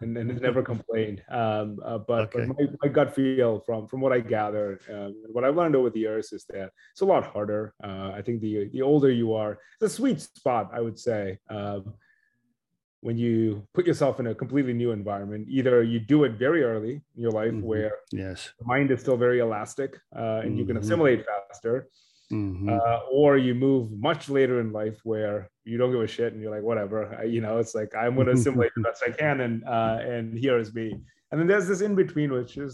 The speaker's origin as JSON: {"language": "English", "country": "India", "tie": "born or raised there", "moved": "yes", "said": "growing up in India"}